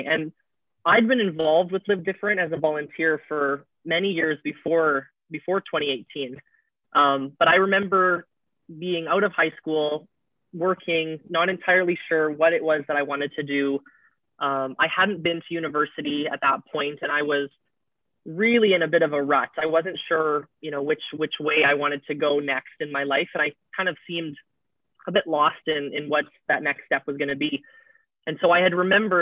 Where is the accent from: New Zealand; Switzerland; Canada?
Canada; Winnipeg, Manitoba; moved away as an adult; now in Vicente Guerrero, Mexico; I'm originally from Winnipeg, Manitoba in Canada